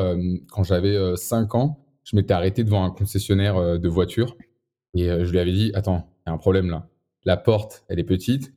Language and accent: French; Boulogne-Billancourt, Île-de-France, France; je viens de Boulogne, boulogne encore